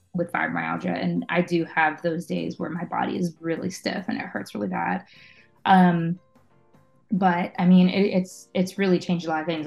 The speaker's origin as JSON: {"language": "English", "town": "Oakdale", "country": "United States", "tie": "born or raised there", "also_born_or_lived": "Staten Island, New York City", "said": "very shortly after me being born, they moved um, to Oakdale. Um, so that's where I grew up."}